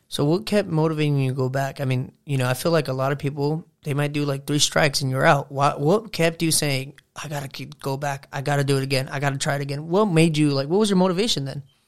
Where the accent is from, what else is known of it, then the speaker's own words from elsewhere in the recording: Southern California, United States; we're from Southern California.